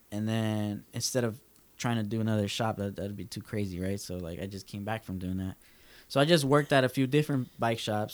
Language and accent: English; Los Angeles, California, United States; moved away as an adult; also born or lived in San Francisco; we're both from Southeast